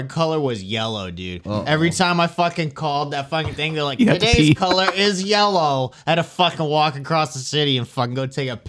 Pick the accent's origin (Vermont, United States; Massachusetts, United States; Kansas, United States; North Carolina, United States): Massachusetts, United States; Lynn; I grew up with him in Lynn